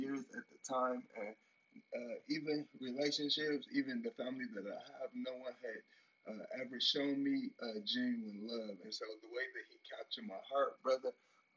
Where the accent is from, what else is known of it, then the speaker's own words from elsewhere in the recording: Robbins, Illinois, United States; I'm from Robbins, Illinois, right outside of Chicago.